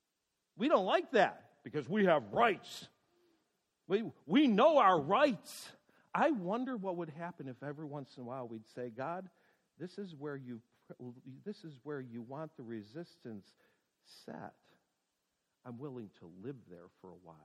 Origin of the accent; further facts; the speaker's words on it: United States; as American people